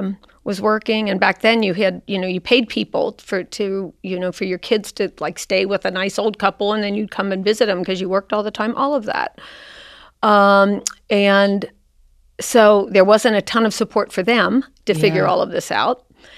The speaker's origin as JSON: {"language": "English", "town": "Cincinnati", "region": "Ohio", "country": "United States", "tie": "born or raised there", "said": "I grew up in Cincinnati in Mount Carmel."}